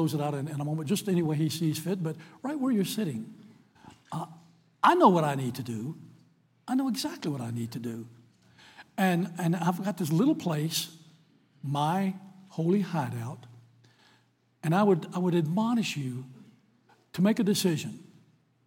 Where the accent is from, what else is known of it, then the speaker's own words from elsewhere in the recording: Lynchburg, Virginia, United States; moved away; I'm from Lynchburg, Virginia